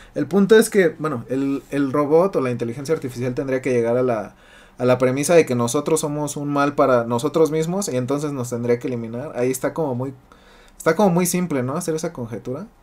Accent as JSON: {"language": "Spanish", "country": "Mexico", "said": "nosotros como mexicanos"}